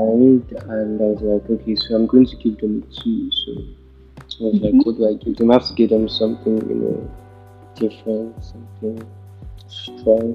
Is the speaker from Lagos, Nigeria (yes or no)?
yes; Lagos, Nigeria; I'm from Lagos, Nigeria